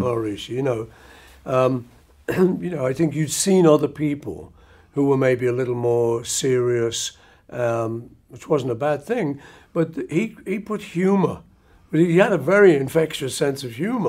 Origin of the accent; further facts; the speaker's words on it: Liverpool, North West England, United Kingdom; when we were kids growing up in Liverpool